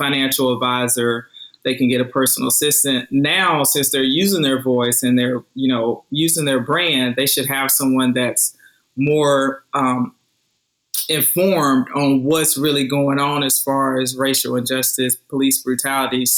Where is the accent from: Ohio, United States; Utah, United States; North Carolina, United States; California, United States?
North Carolina, United States; Roseboro; back in my hometown of Roseboro, North Carolina